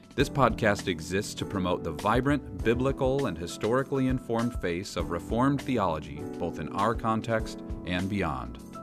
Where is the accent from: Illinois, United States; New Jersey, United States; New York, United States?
Illinois, United States; Naperville; moved away as an adult; now in Ripon, United States; I was raised in Naperville, Illinois, which sounds like a small town